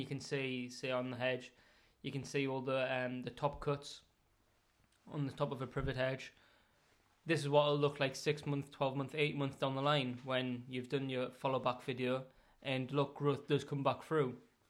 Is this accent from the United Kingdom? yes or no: yes; Northern England, United Kingdom; accent: Northern; Hopefully my Northern accent doesn't bore you too much